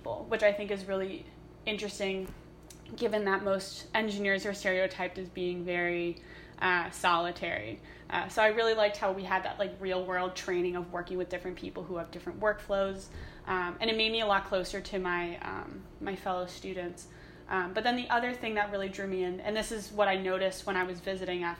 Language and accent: English; New York City, New York, United States; moved away as an adult; now in Ithaca, United States; I had lived in New York City my entire life